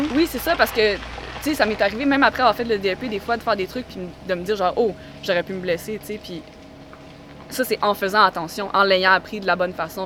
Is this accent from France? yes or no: no; Quebec, Canada; also born or lived in Montreal / Spain; quand je suis revenue pour m'établir plus à long terme au Québec